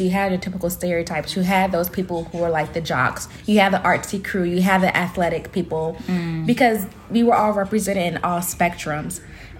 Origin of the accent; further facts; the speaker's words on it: Raleigh, North Carolina, United States; moved away as an adult; also born or lived in Virginia / Philadelphia; now in New York, United States; Well, I'm from Raleigh, North Carolina